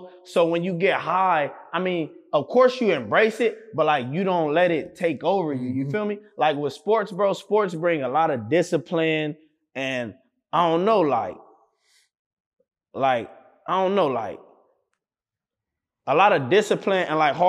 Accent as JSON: {"language": "English", "town": "Compton", "region": "California", "country": "United States", "tie": "born or raised there", "said": "Cause like I'm from Compton. I live in Compton my whole life."}